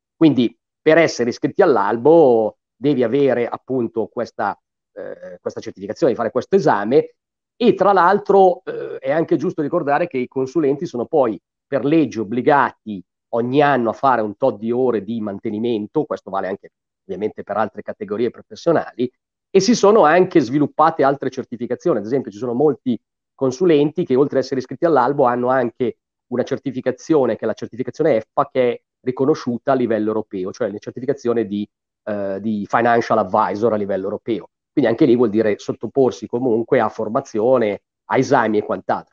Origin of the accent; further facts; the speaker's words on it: Gallarate, Lombardy, Italy; also born or lived in Cagliari / Milan; io sono di Gallarate